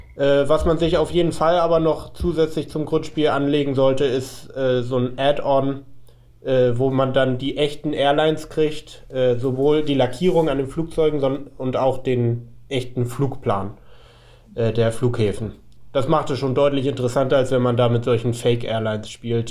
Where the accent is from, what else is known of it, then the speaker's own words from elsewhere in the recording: Hamburg, Germany; ich bin ja aus Hamburg